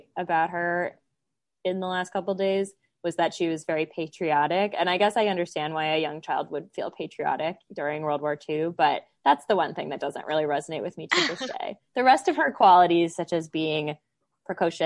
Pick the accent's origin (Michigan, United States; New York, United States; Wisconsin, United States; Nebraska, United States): Wisconsin, United States; where I attended college in my home state